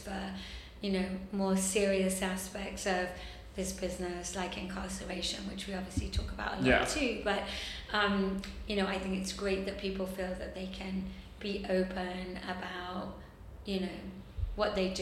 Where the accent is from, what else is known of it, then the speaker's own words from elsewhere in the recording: England, United Kingdom; accent: English; I'm English